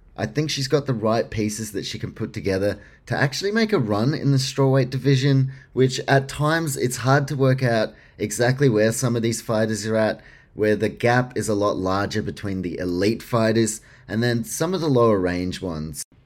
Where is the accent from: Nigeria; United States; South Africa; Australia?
Australia; for me as an Australian